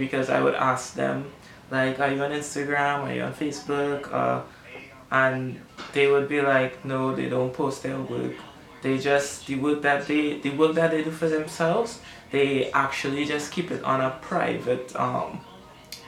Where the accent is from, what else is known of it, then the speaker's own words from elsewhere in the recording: Trinidad & Tobago; I only have myself as a Trinidadian artist